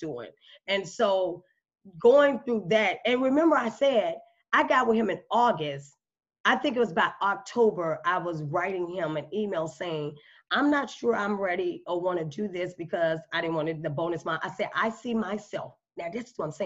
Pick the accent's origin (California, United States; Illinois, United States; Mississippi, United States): Illinois, United States; Chicago; moved away; I'm from Chicago